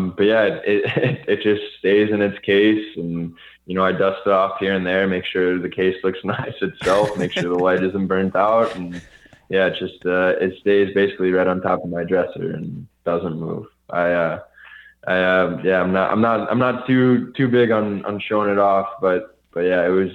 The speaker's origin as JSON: {"language": "English", "town": "Chicago", "region": "Illinois", "country": "United States", "tie": "born or raised there"}